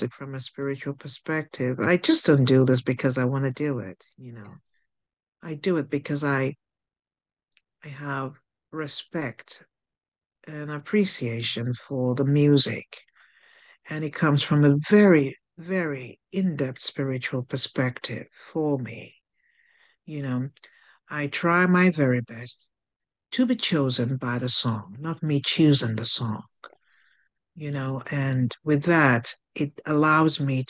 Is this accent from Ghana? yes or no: no; Nigeria; I'm from Nigeria